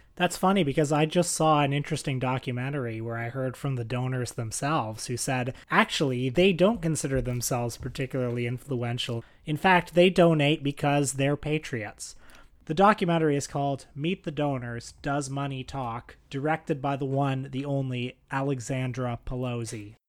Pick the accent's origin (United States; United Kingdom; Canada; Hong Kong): Canada; I'm a Canadian